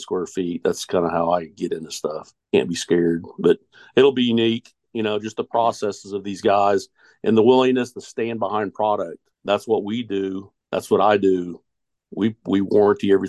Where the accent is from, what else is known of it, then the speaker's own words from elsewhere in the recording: Tulsa, Oklahoma, United States; now in Wichita, United States; I'm from Tulsa originally